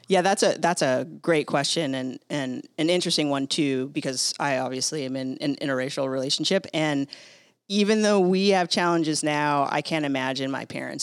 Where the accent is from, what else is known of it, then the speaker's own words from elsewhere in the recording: San Diego, California, United States; I grew up in San Diego